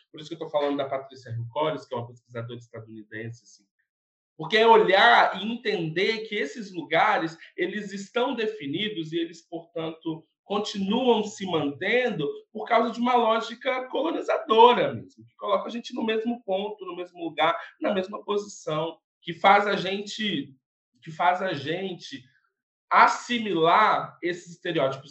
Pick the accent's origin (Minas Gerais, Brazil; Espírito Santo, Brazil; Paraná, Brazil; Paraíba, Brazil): Espírito Santo, Brazil; interior of; also born or lived in São Paulo; now in Vitória, Brazil; eu sou do interior do estado do Espírito Santo, resido em Vitória